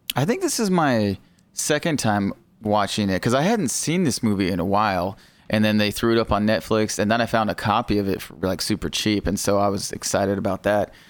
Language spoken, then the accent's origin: English; United States; I am American